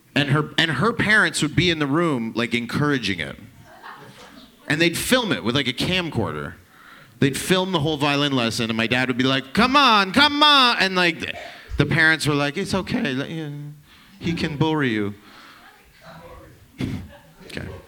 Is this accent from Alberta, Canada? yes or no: no; Toronto, Ontario, Canada; I'm from downtown Toronto, actual Toronto